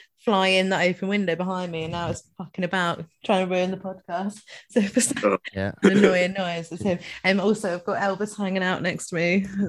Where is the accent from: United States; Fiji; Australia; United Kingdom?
United Kingdom; Scotland; first language Scots; English is a second language; Look, English is not my first language. My first language is Scottish, so that's why I can't speak today.